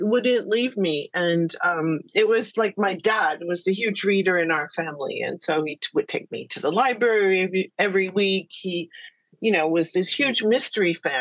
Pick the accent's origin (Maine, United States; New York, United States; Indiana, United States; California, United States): California, United States; I'm from California